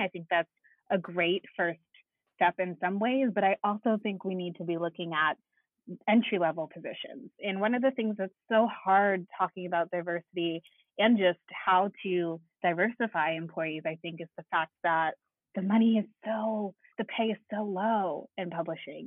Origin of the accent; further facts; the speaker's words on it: Connecticut, United States; I'm from Connecticut